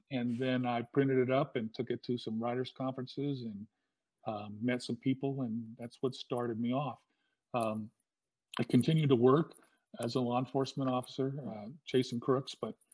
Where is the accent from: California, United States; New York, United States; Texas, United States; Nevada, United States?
California, United States; Southern; also born or lived in Hawaii; I'm from Southern California